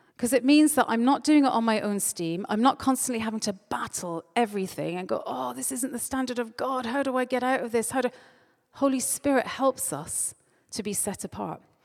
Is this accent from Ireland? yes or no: yes; Ireland; moved away; I'm Irish